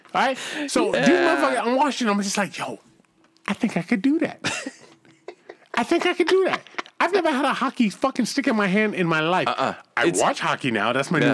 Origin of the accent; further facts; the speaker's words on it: Boston, Massachusetts, United States; I'm from the hood, man. I grew up in Boston.